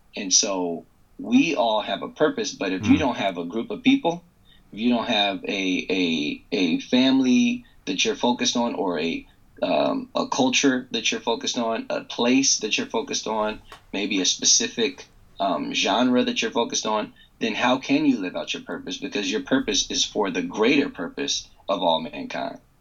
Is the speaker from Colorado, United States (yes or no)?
no; Loudoun County, northern Virginia, United States; I grew up in the most wealthy county in the country, Loudoun County, which is in northern Virginia, just outside of D.C.